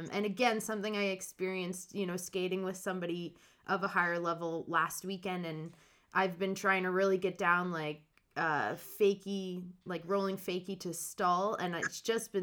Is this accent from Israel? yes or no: no; Hamilton, Ontario, Canada; moved away as an adult; also born or lived in western Canada; I'm from Stony Creek, so that's just outside of Hamilton.